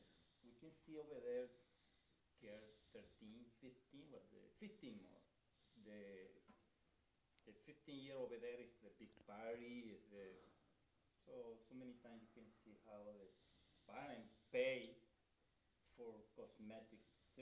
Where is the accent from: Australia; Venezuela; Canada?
Venezuela; moved away; We're from Venezuela.